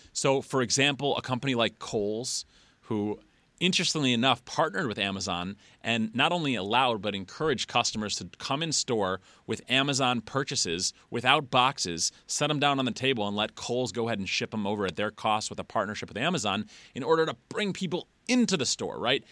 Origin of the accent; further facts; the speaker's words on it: Detroit, Michigan, United States; I'm from Metro Detroit. It's where I live now